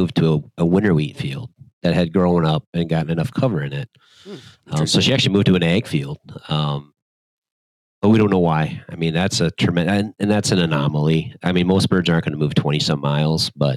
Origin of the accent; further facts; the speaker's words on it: Watertown, South Dakota, United States; Growing up, I grew up in Watertown, which is just on the eastern edge, once again, of South Dakota